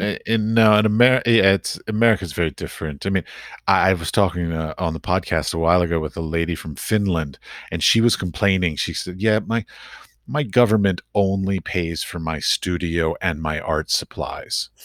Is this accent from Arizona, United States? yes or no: no; Washington, District of Columbia, United States; moved away as an adult; also born or lived in Middle East; now in Czech Republic; I grew up in Washington, D C, so I knew lots of diplomats growing up